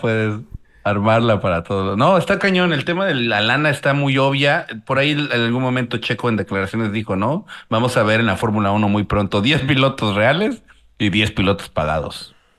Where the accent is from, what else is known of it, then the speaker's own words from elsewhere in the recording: Mexico; como mexicano